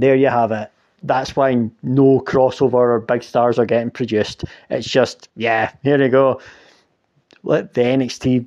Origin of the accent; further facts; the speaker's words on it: Scotland, United Kingdom; I'm fucking Scottish